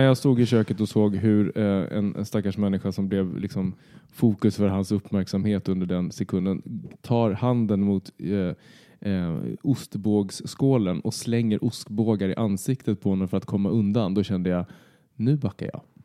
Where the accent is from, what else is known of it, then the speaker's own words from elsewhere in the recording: Södertälje, Stockholm County, Sweden; moved away; flytta från, först från Södertälje, där jag är uppvuxen, till Stockholm.